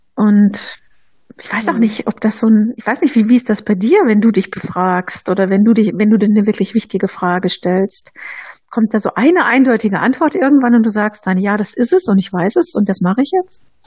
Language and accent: German; Bochum, North Rhine-Westphalia, Germany; now in Nuremberg, Germany; ich komme ja aus dem Ruhrgebiet, aus Bochum